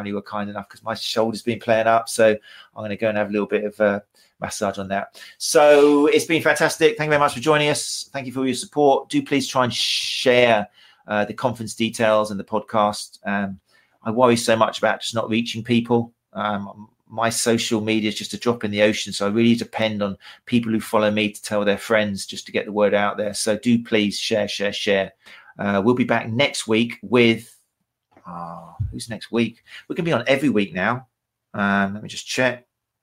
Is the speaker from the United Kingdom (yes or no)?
yes; Brighton, South East England, United Kingdom; in October in Brighton, in my hometown.